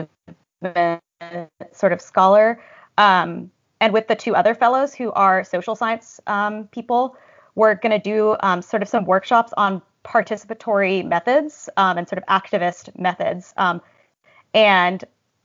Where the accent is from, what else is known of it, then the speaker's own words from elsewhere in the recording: Berkeley, California, United States; moved away as an adult; now in New York, United States; I grew up in the San Francisco Bay Area, in Berkeley